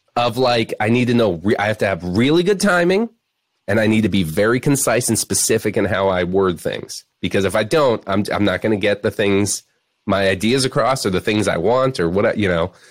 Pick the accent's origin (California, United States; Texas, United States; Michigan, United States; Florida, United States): Florida, United States; Florida Keys, United States; moved away; also born or lived in Chicago; grew up in the Florida Keys